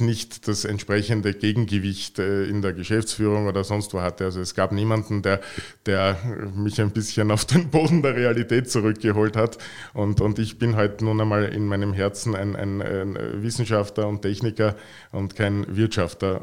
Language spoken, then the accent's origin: German; Vienna, Austria; moved away as an adult; now in Carinthia, Austria; Ich bin Wiener